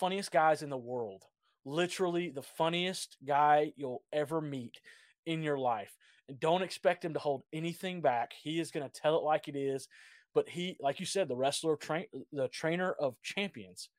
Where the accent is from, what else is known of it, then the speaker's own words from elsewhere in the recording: Georgia, United States; I grew up in Georgia